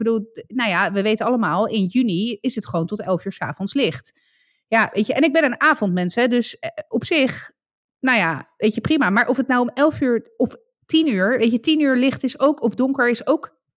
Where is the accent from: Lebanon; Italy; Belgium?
Italy; ik ben Italiaan, ik overdrijf graag.